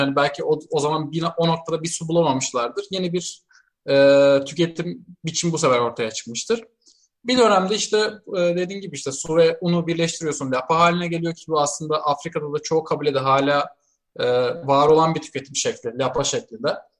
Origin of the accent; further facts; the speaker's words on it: Siirt, Siirt Province, Turkey; moved away; ben çocukken Siirt'teyken